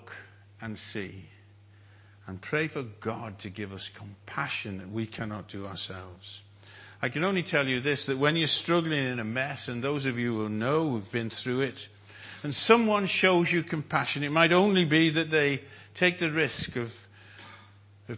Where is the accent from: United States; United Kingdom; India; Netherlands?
United Kingdom; North Wales; I'm a Welshman. From North Wales